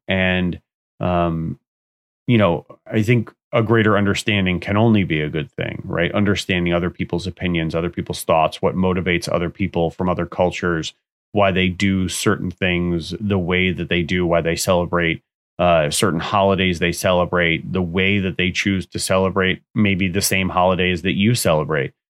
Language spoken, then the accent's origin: English; United States; I live in the U S, I'm from the U S, I'm an American citizen